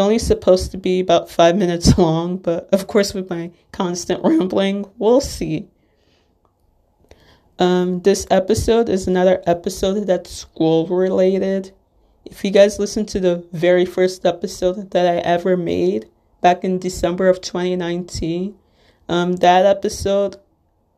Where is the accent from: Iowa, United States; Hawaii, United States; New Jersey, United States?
New Jersey, United States; Little Ferry; I'm from Little Ferry, New Jersey